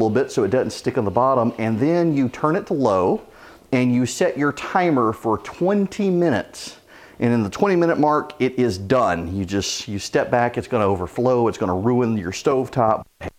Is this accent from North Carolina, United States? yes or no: no; Louisiana, United States; In my house growing up, we always had garlic bread to go with red beans and rice, just part of growing up in Louisiana.